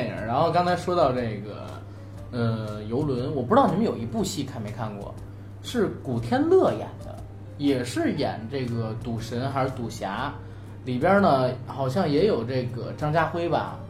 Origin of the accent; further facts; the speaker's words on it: Beijing, China; 因为我是成长在北京，